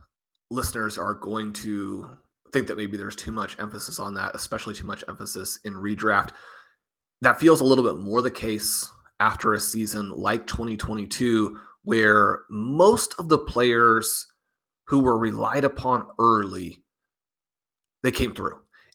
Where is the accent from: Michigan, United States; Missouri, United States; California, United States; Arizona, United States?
Missouri, United States; Kansas City; obviously I'm from Kansas City.